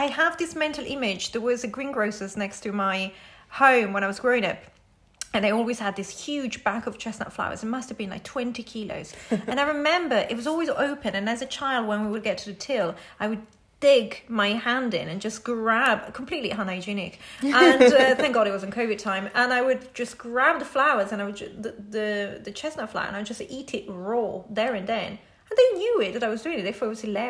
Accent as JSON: {"language": "English", "region": "Liguria", "country": "Italy", "tie": "born or raised there", "moved": "yes", "lives_now": "United Kingdom", "said": "we were born and raised in the region of Liguria, which is a very, very small region in Italy"}